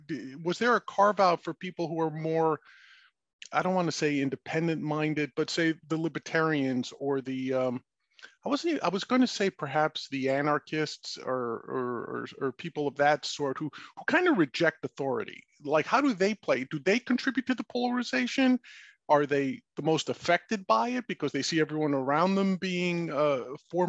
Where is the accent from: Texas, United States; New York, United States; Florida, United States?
New York, United States; New York City; I grew up in New York City